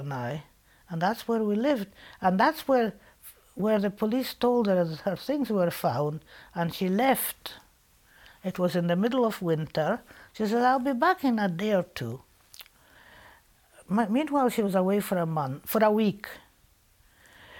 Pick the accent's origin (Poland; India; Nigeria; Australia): Poland; English is a second language; also born or lived in Bialystok, Poland / Glasgow, Scotland; now in Scotland, United Kingdom; my letters that I wrote to her from Poland